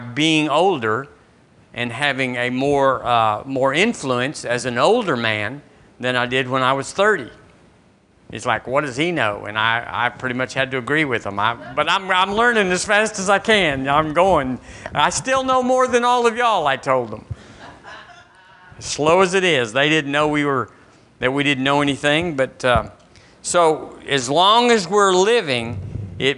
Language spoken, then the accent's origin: English; Seagraves, Texas, United States; now in Tuscaloosa, United States; The church I was raised in Seagraves